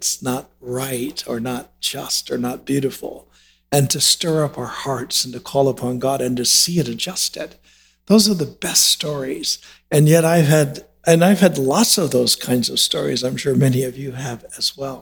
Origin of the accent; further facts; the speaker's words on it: United States; we as American Christians